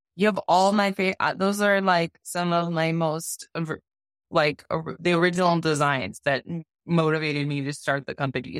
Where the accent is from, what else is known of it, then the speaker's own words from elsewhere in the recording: Wisconsin, United States; moved away as an adult; also born or lived in New York City / Denver, Colorado; I was born and raised in Wisconsin